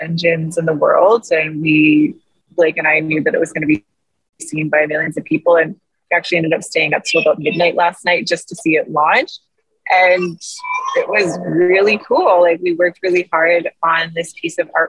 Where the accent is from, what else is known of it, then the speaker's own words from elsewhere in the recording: Kenora, Ontario, Canada; now in Winnipeg, Canada; I grew up in Kenora